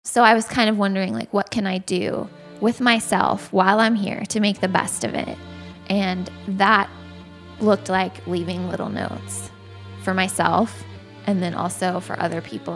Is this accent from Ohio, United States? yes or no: yes; Ohio, United States; I was born in Ohio, and kind of lived there my whole life